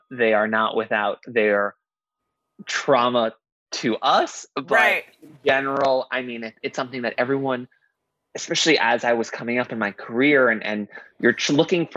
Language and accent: English; New York City, New York, United States; growing up in Queens, it was predominantly Asian